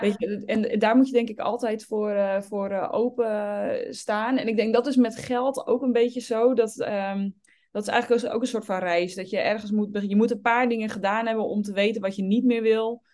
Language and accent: Dutch; Obdam, North Holland, Netherlands; born or raised there